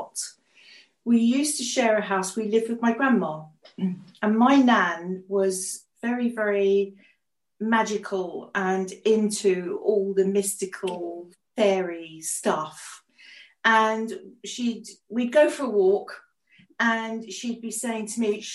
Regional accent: England, United Kingdom; English, we're English

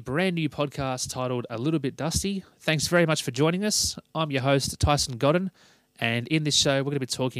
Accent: Sydney, New South Wales, Australia; I was born and raised in Sydney

